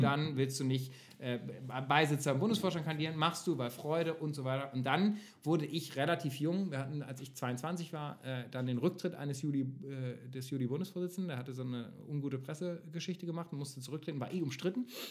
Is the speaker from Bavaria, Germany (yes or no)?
no; North Rhine-Westphalia, Germany; NRW war immer meine Homebase, klar, ich komme aus NRW